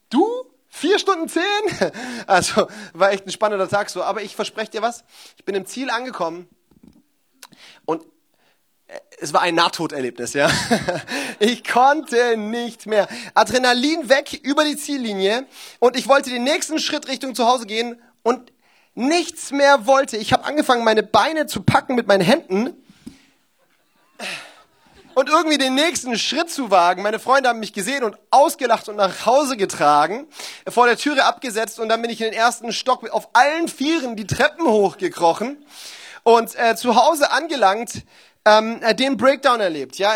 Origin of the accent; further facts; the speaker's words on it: Baden-Württemberg, Germany; born there; außerdem bin ich ja auch Schwabe gebürtig, ja